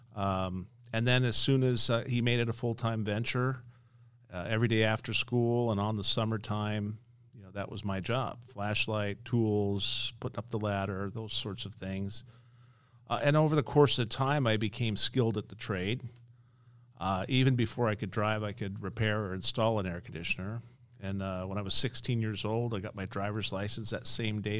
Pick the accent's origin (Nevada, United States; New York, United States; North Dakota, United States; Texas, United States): Nevada, United States; Las Vegas; I'm born and raised in Las Vegas, based in Las Vegas